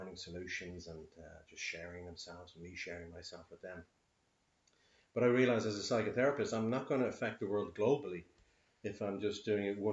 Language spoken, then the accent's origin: English; Dublin, Leinster, Ireland; I'm born here in Dublin